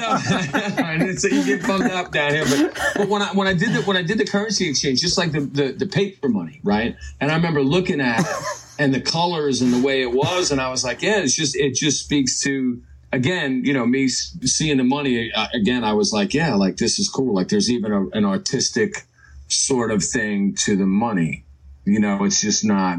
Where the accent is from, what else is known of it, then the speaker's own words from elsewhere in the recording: Long Island, New York, United States; moved away as an adult; now in Norfolk, United States; growing up in New York, you know, I grew up on Long Island